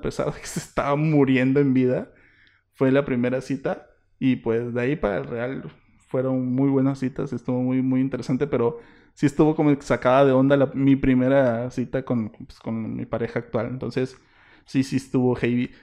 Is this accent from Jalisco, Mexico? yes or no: no; Isthmus of Tehuantepec, Oaxaca, Mexico; somos del Ixmo